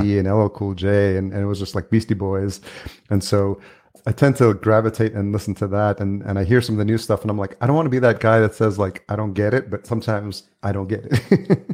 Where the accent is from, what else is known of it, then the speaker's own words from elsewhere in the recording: Yonkers, New York, United States; I grew up in Yonkers